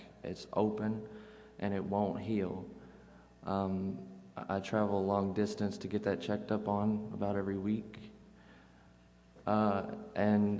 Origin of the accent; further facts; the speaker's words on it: Henderson, United States; I'm from Henderson